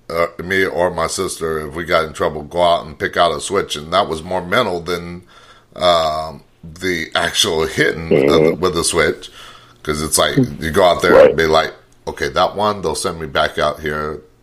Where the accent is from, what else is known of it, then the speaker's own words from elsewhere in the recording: Riverside, California, United States; moved away as an adult; also born or lived in Homeland, California; now in Texas, United States; I'm from Southern California myself, Riverside